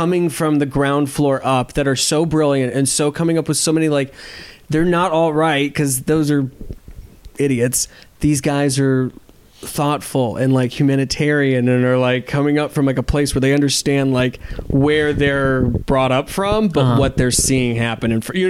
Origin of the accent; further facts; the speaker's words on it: Charleston, South Carolina, United States; also born or lived in Panama City, Florida; I went to high school in Charleston, South Carolina, and then didn't pass my senior year, so I got to do it again in Panama City, Florida.